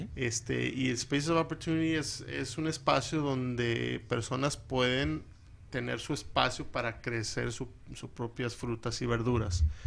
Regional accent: California, United States; now in Phoenix, United States; soy de California, de papás mexicanos

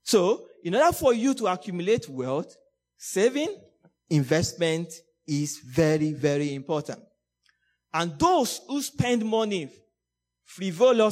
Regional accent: Nigeria; moved away as an adult; also born or lived in Hong Kong; I'm a Nigerian. And I always remember, I think 2013, when I was about leaving Nigeria, I was going to Hong Kong.

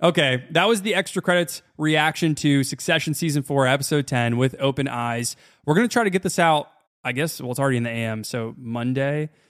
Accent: United States

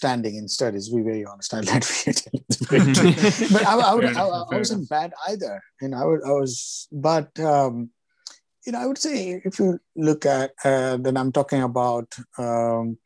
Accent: Kolkata, West Bengal, India; moved away; I grew up in Calcutta, so I'm a Bengali 100%

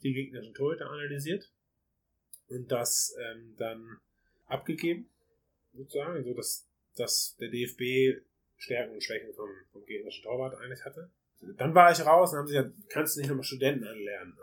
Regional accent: Germany; bei uns in Deutschland

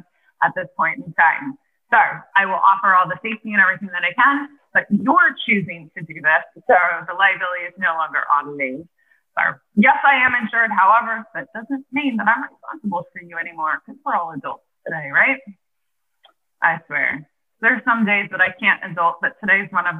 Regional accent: Nebraska, United States; now in Pennsylvania, United States; I'm originally from Nebraska and I'm actually moving back to Nebraska in a month

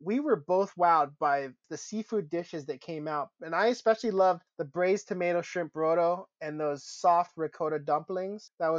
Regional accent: Issaquah, Washington, United States; Enzo Bistro and Bar in Issaquah, in my hometown

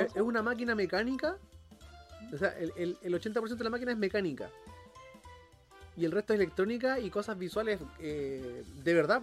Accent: San Antonio, Valparaíso, Chile; Donde yo me crié en San Antonio hay harto cerro.

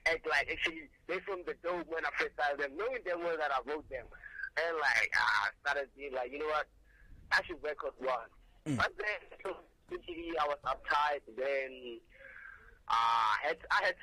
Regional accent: Pretoria, Gauteng, South Africa; now in Pretoria, South Africa; I was born in PTS in 2002, May 28th. Then I was raised in the hood, the group, but then I moved

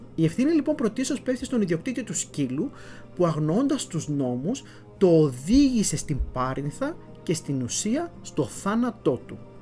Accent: Florina, Western Macedonia, Greece; moved away; στην ιδιαίτερη πατρίδα μου, στην Φλόρινα

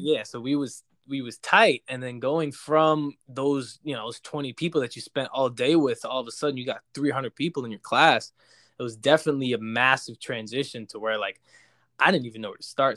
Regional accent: Jackson, New Jersey, United States; I grew up in Jackson, which is, like, five minutes from, uh, where, where we all grew up in Ho-, in Howell, New Jersey

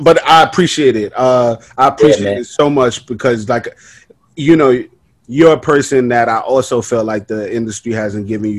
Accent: New York City, New York, United States; Growing up in Brooklyn, I grew up in Flatbush in the projects.

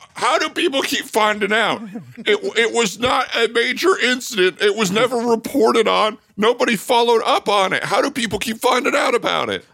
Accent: Tucson, Arizona, United States; Tucson, Arizona.

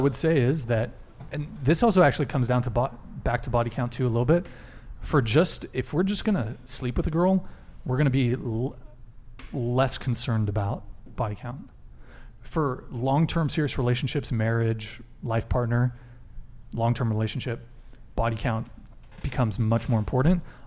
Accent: Santa Barbara, California, United States; also born or lived in France; I moved to Santa Barbara when I was five, so I've lived here for a long time

